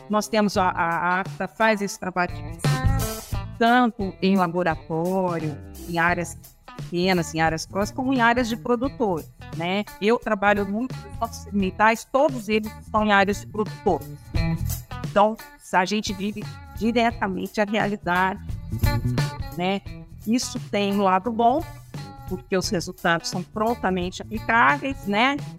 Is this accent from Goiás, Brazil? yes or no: no; Campinas, São Paulo, Brazil; eu sou campineira. Uh, nasci em Campinas, cresci nessa cidade